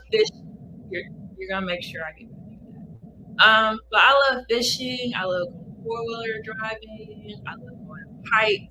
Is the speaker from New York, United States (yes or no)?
no; Water Valley, Mississippi, United States; also born or lived in Chicago; growing up in Mississippi, grew up in a small town called Water Valley